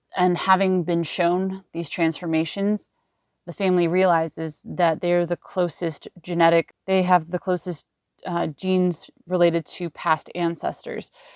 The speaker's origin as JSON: {"language": "English", "town": "Los Angeles", "region": "California", "country": "United States", "said": "I'm from Los Angeles, California"}